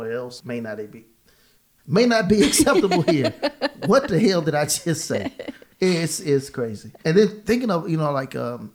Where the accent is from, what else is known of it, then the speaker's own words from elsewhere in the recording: Southeast Texas, United States; now in Georgia, United States; Growing up in Southeast Texas, it's flat land